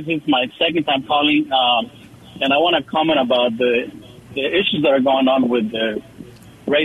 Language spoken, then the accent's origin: English; El Salvador; now in San Antonio, United States; I'm an immigrant from El Salvador